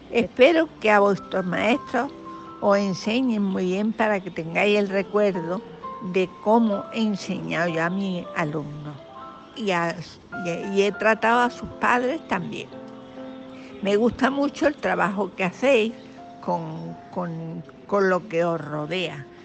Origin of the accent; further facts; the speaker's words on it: Granada, Andalusia, Spain; Estuve fundé un colegio en Los Barreros, Cartagena, aunque yo soy de Granada, pero entonces era mi padre militar y este, le destinaron a Cartagena.